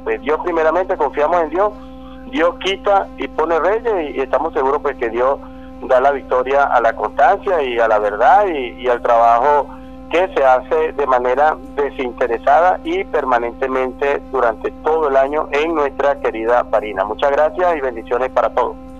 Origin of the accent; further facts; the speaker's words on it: Venezuela; como venezolanos